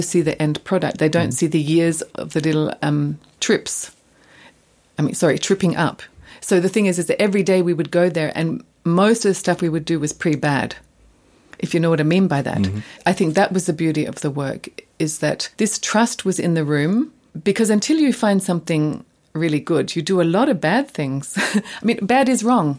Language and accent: English; Australia; moved away as an adult; now in Germany; coming from Australia